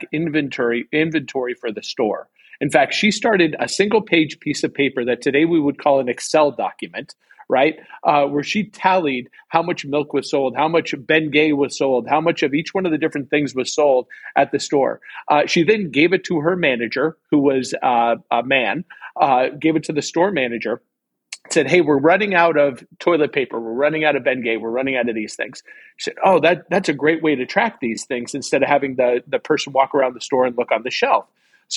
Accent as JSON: {"language": "English", "area": "San Francisco Bay Area", "region": "California", "country": "United States", "tie": "born or raised there", "said": "I grew up in the Bay Area, and I lived in the East Bay, which is like Oakland, Concord"}